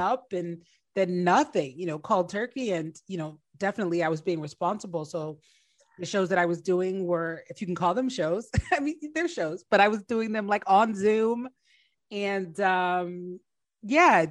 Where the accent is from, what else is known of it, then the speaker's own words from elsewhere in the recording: New Jersey, United States; moved away as an adult; also born or lived in Washington, D.C.; I grew up in New Jersey, but I went to Howard and was living in DC when I started comedy.